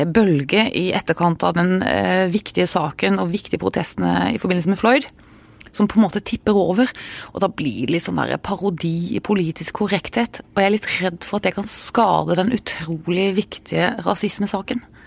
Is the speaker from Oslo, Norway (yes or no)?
no; Arendal, Agder, Norway; Jeg er jo fra Arendal